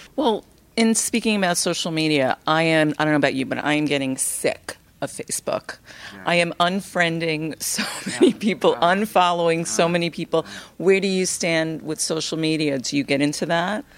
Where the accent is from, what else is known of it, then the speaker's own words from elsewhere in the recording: New York City, New York, United States; we're both from Brooklyn